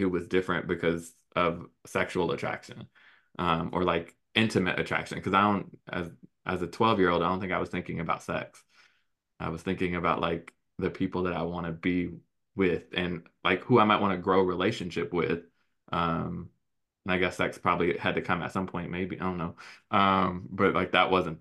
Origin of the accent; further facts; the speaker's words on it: Chicago, Illinois, United States; I grew up in Chicago